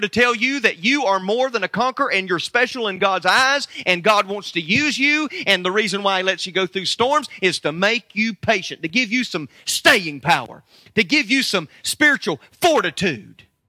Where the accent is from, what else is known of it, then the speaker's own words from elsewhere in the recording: United States; I'm from America